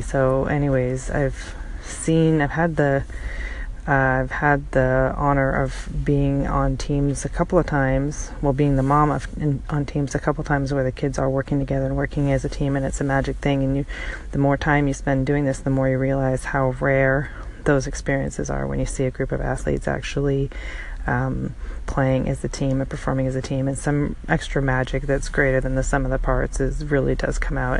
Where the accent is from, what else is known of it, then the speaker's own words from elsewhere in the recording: Canada; moved away as an adult; now in Seattle, United States; Born in Canada, but at this point, I've been in the states. Um, I don't know, ten years, twelve years, and that's that's not really enough to go against my home team, my home country